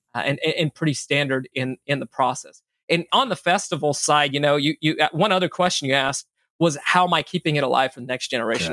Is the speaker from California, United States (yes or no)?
yes; Bay Area, California, United States; also born or lived in Minneapolis, Minnesota / Sacramento, California; grew up in the in the Bay Area